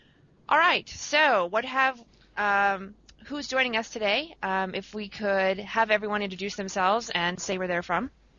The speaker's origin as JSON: {"language": "English", "region": "Indiana", "country": "United States", "said": "I am from Indiana in the United States."}